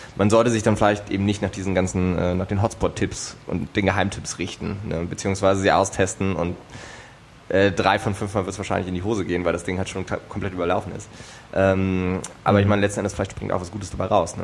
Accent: eastern Germany, Germany; now in Berlin, Germany; Also ich komme ja ursprünglich aus dem Osten.

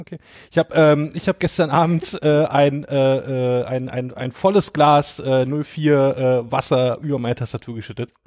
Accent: Brandenburg, Germany; ich komme ja daher

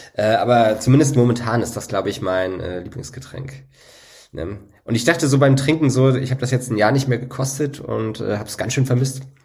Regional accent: the East, eastern Germany, Germany; bei uns im Osten

